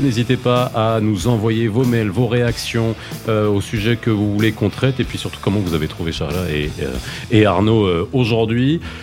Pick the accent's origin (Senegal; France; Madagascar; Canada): France; j'ai grandi en France